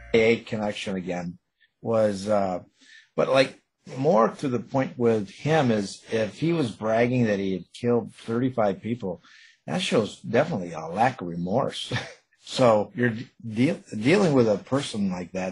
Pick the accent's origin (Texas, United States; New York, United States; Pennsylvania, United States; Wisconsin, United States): New York, United States; Buffalo; I'm from Buffalo